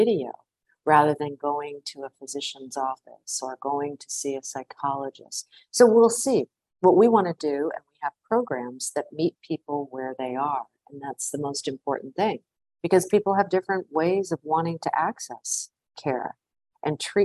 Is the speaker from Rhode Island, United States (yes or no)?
yes; Providence, Rhode Island, United States; also born or lived in Washington; now in New York, United States; I grew up in Providence, Rhode Island